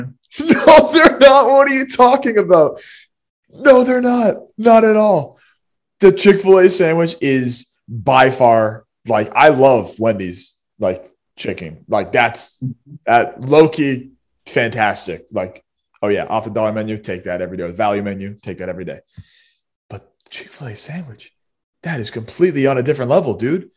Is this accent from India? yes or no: no; Mansfield, United States; in Mansfield, in my hometown, there's only one fast food place